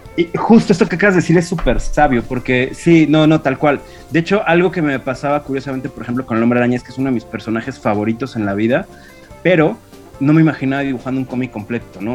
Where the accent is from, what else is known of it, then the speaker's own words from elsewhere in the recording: Mexico City, Mexico; yo soy chilango